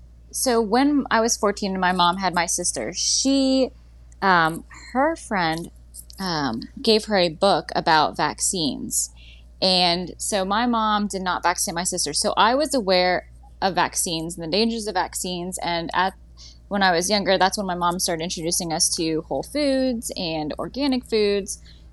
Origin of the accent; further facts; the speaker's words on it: Pennsylvania, United States; also born or lived in Florida / Mississippi / Louisiana; let's see, I was born in Pennsylvania, raised there for a few years. I lived in Florida, Mississippi, Louisiana.